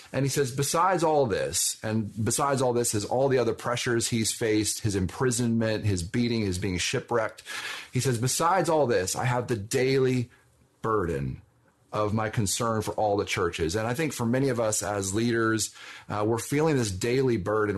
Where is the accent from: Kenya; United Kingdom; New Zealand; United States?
United States; Ventura, California; my hometown of Ventura, California